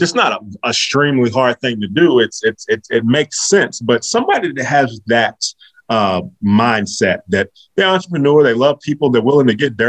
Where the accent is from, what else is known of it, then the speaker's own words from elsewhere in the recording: North Carolina, United States; also born or lived in Virginia; I'm from North Carolina and I went to school in Virginia.